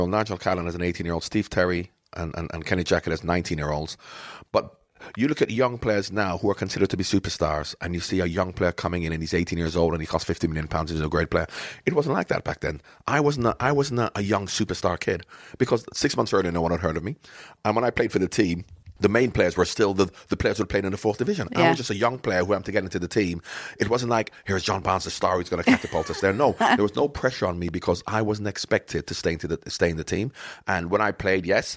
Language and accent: English; Jamaica; moved away; Growing up in Jamaica, I'm not just talking about my mum and my dad and my sisters